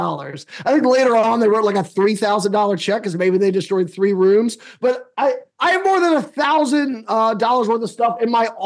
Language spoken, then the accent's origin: English; D.C., District of Columbia, United States; I grew up outside of Washington, D.C.